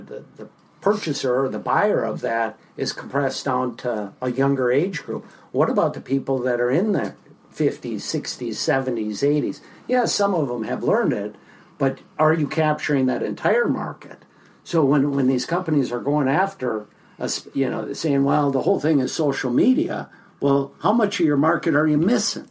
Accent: Minneapolis, Minnesota, United States; also born or lived in Longville, Minnesota; I grew up in the Twin Cities here, spent my entire life here.

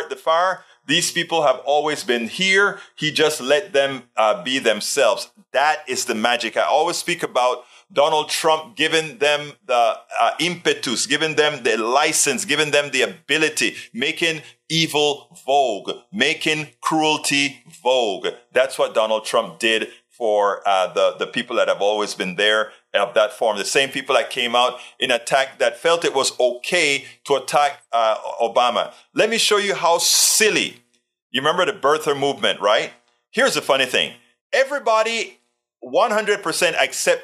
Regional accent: Coco Solo Hospital, Colón, Panama; now in United States; And that's exactly where I was born as well. My parents were Panamanians

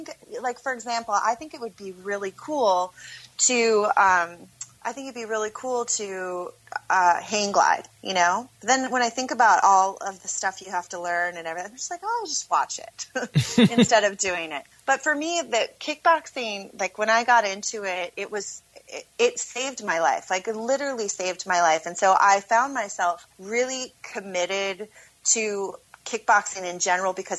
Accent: Minneapolis, Minnesota, United States; also born or lived in Las Vegas; I'm from Minneapolis

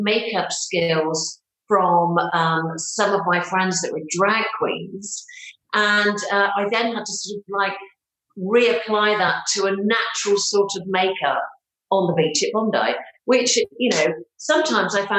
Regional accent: Bristol, South West England, United Kingdom; moved away as an adult; now in England; I come from the West Country of England. So I grew up in Bristol.

